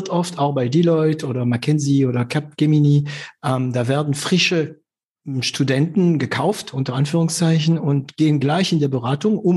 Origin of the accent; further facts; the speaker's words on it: France; German is a second language; als Franzose